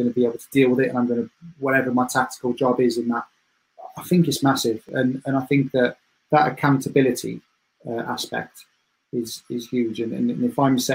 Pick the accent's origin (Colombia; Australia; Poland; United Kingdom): United Kingdom; Cardiff, Wales; moved away as an adult; now in Sheffield, United Kingdom; I'm from Cardiff